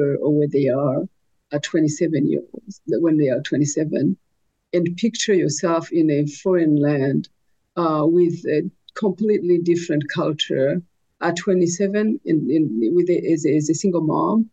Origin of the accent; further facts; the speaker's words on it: Burundi; also born or lived in Rwanda / France / Burkina Faso; now in North Dakota, United States; I was born in Burundi, and I lived in Burundi, Rwanda, France, Burkina Faso